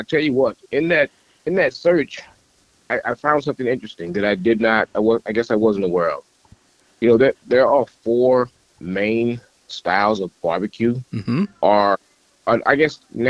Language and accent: English; East St. Louis, Illinois, United States; St. Louis. Now, that's where I'm from. I'm from East St. Louis, actually.